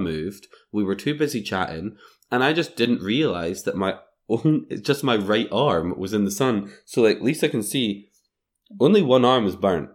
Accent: Scotland, United Kingdom; I'm on holiday from Scotland

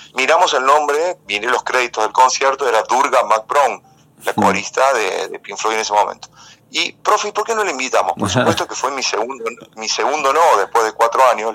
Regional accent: San Marcos Sud, Córdoba, Argentina; yo soy nacido acá en San Marcos, San Marcos Sur.

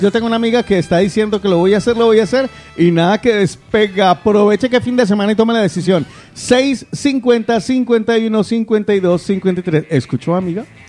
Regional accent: Guarromán, Andalusia, Spain; moved away; en Jaén, concretamente en mi pueblo querido, donde me van a hacer una estatua un día. Estoy hablando de Guarromán

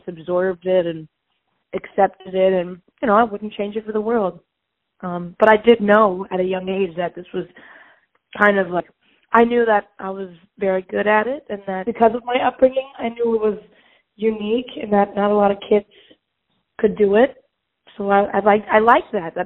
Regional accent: Charlottesville, Virginia, United States; also born or lived in New York; I was born and raised in Charlottesville, and that's where my house is right now

